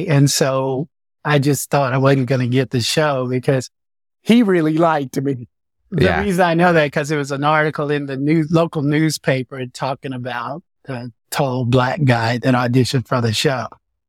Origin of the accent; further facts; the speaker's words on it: Fort Worth, Texas, United States; Then I started dancing in a modern company in Dallas, Texas. I'm from Fort Worth, Texas, by the way.